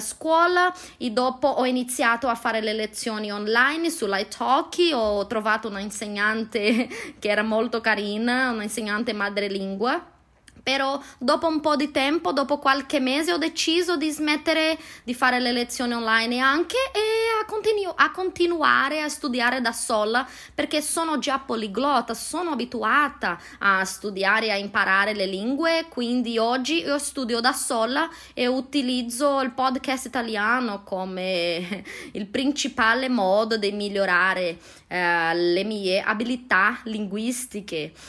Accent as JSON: {"language": "Italian", "town": "Londrina", "region": "Paraná", "country": "Brazil", "second_language": "Italian", "said": "sono brasiliana, vengo da una città che si chiama Londrina, come la piccola Londra, uh, nel nord dello stato Paraná, nel sud di Brasile."}